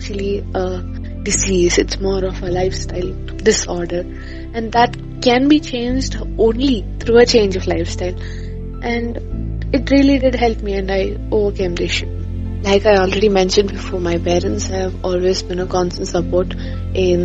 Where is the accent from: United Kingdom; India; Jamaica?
India; Thiruvananthapuram, Kerala; I come from Trivandrum, Kerala